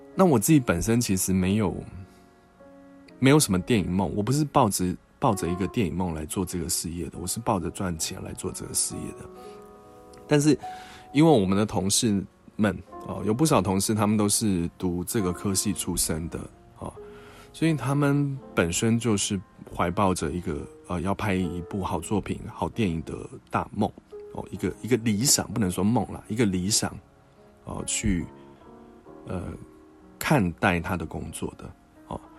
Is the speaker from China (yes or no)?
no; Taiwan; 我们台湾这边